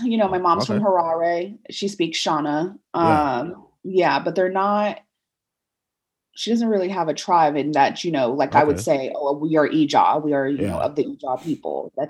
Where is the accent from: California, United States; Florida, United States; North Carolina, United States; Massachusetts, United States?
Massachusetts, United States; Worcester; born there; So I was born in Worcester, Massachusetts as a result.